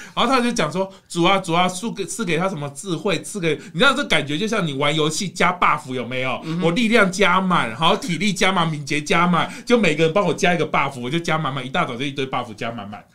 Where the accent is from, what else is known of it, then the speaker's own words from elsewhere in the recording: Kaohsiung, Taiwan; 你跑到我的家乡